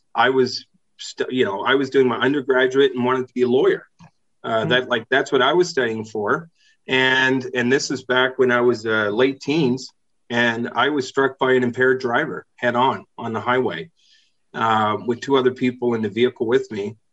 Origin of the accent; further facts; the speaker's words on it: East Coast of Canada, Atlantic Canada, Canada; moved away as an adult; I spent my first uh, 20 years of my life there and then lived in different parts of uh, Canada